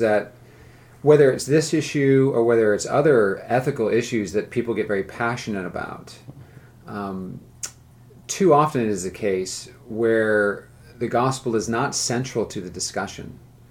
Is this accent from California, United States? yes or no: yes; California, United States; now in the South, United States; I grew up in California